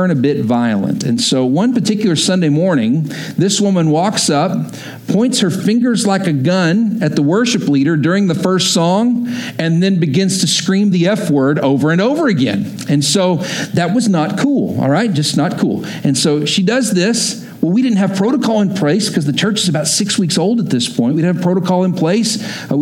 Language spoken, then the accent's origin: English; Texas, United States; moved away as an adult; also born or lived in Oklahoma; I grew up in Texas, went to school in Oklahoma.